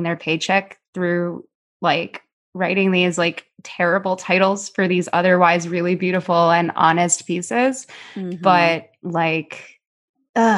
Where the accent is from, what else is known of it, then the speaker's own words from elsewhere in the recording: Chicago, Illinois, United States; also born or lived in New York City, United States; now in Los Angeles, United States; I'm from Chicago, but worked in New York when I was a kid.